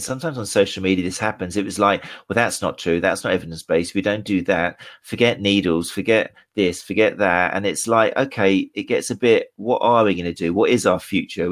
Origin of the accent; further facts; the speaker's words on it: Brighton, South East England, United Kingdom; my hometown of Brighton